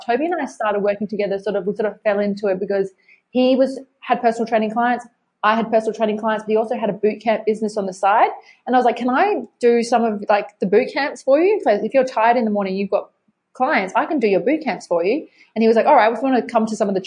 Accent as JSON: {"language": "English", "town": "Adelaide", "region": "South Australia", "country": "Australia", "tie": "born or raised there", "said": "growing up in Adelaide"}